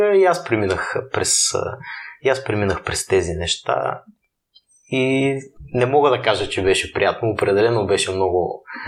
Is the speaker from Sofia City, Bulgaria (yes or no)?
no; Burgas, Burgas Province, Bulgaria; moved away; аз съм от Бургас родом